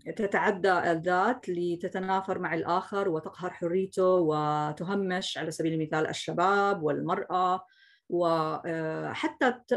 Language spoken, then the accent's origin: Arabic; Jordan; عندنا في الاردن